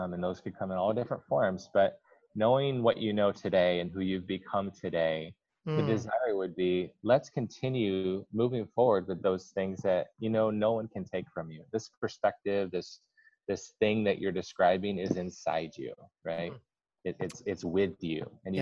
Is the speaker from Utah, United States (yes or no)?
no; Kalamazoo, Michigan, United States; I grew up in West Michigan, Kalamazoo